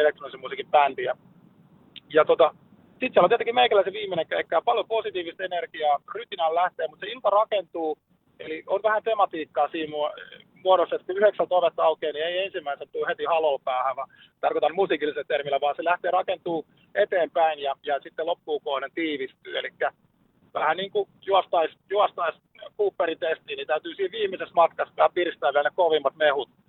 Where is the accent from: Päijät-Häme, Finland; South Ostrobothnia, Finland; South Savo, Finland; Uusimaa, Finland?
Päijät-Häme, Finland; Lahti; meillä Lahdessa